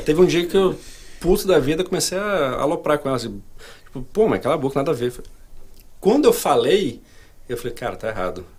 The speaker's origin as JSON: {"language": "Portuguese", "town": "Brasília", "region": "Federal District", "country": "Brazil", "tie": "born or raised there", "also_born_or_lived": "Rio de Janeiro", "moved": "as an adult", "lives_now": "United States", "said": "Eu sou de Brasília. Sou um carioca falsificado. Eu nasci no Rio, mas eu cresci em Brasília"}